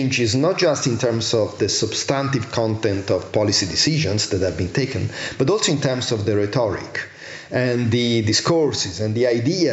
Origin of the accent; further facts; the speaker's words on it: Italy; I'm from Italy, I'm from Southern Europe